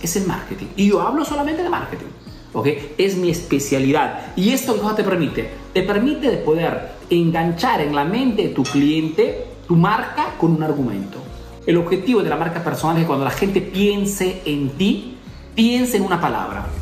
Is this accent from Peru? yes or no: yes; Peru; now in Italy; soy peruano que vivo en Italia